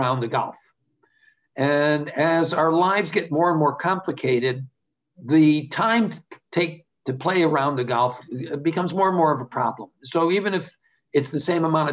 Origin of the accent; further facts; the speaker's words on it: East Coast, United States; I was from the East Coast